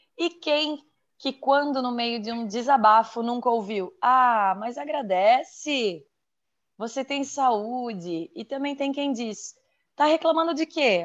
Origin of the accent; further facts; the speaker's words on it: Santa Catarina, Brazil; sou de Santa Catarina